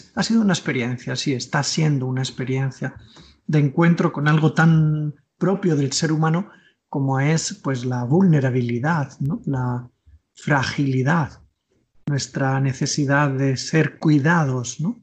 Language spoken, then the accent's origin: Spanish; Tordesillas, Castile and León, Spain; colegio de mi pueblo, yo soy de Tordesillas, Valladolid